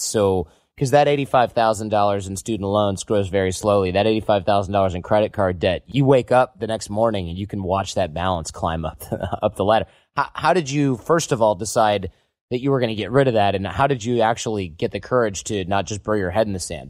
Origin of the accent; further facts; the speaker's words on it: Midwest, United States; growing up in the Midwest